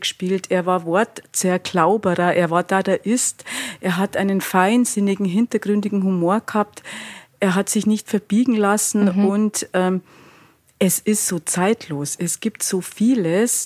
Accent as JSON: {"language": "German", "area": "Altötting district", "region": "Bavaria", "country": "Germany", "tie": "born or raised there", "moved": "yes", "lives_now": "Munich, Germany", "said": "jetzt komme ich auch noch aus Altötting, oder aus dem Landkreis"}